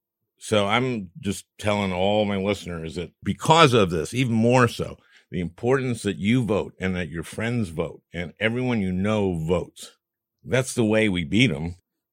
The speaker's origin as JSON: {"language": "English", "region": "Minnesota", "country": "United States", "said": "oh boy, I'm from Minnesota, I'm Lutheran."}